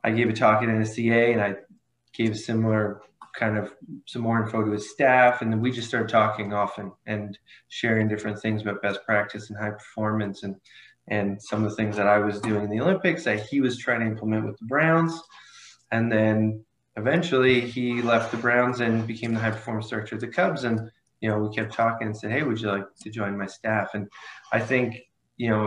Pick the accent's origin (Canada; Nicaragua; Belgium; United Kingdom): Canada; small town outside of Ottawa, Ontario; moved away as an adult; also born or lived in Toronto; now in United States; I'm Canadian. I'm new to living in the States. I grew up in a small town outside of Ottawa, which is the capital